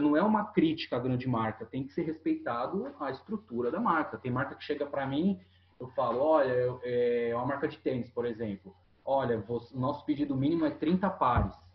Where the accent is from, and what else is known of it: Itanhaém, São Paulo, Brazil; born or raised there